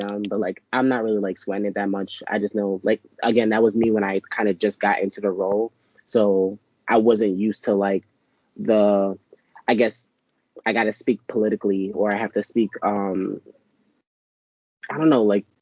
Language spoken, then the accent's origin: English; New York City, New York, United States; I'm from Brooklyn, so I'm going to say certain words certain ways